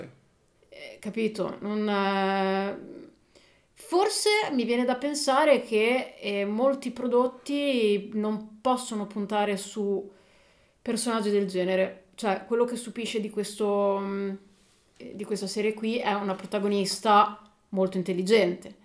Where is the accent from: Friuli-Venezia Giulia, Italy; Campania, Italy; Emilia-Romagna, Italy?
Emilia-Romagna, Italy; siamo romagnoli